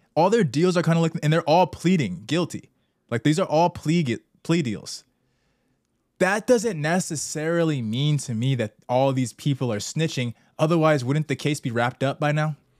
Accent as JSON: {"language": "English", "region": "Southern California", "country": "United States", "said": "We're both from SoCal suburbs"}